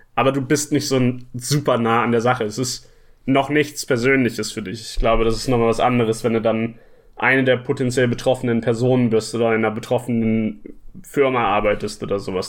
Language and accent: German; Hamburg, Germany; ich komme hier aus Hamburg und arbeite hier auch in Hamburg als Spieleentwickler